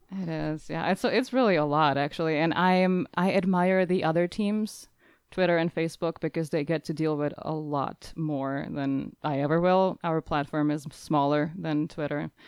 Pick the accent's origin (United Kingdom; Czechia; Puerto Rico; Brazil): Czechia; now in Nebraska, United States; I'm originally from the Czech Republic, but I currently am living in Nebraska, in the U S